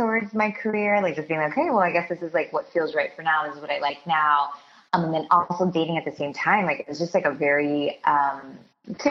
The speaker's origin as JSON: {"language": "English", "town": "Miami", "region": "Florida", "country": "United States", "tie": "born or raised there", "said": "I grew up in Miami. My parents are Cuban, so I had like a very traditional kind of Cuban upbringing."}